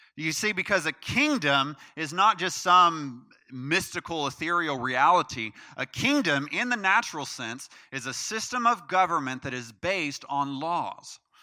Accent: United States; as an American citizen

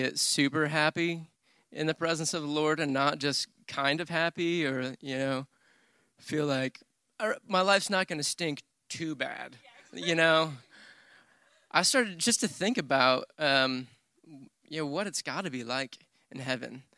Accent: Michigan, United States; moved away as an adult; now in Texas, United States; I grew up in Michigan, but I've been in, in Texas for ten years.

